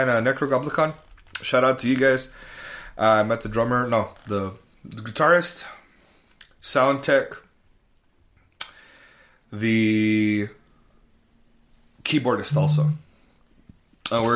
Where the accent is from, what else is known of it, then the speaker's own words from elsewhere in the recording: El Paso, Texas, United States; I'm from El Paso, Texas